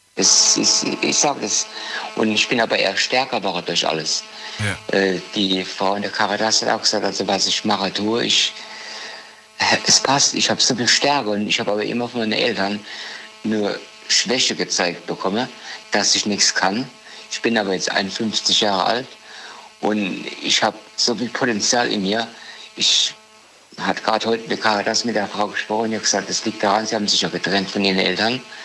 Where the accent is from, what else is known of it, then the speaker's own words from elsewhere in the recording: Dieburg, Hesse, Germany; Ich komme aus Dieburg.